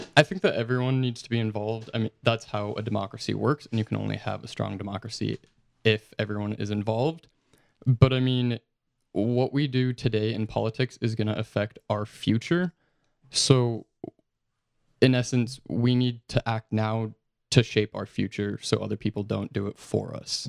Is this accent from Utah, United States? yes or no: yes; Utah, United States; I'm from Utah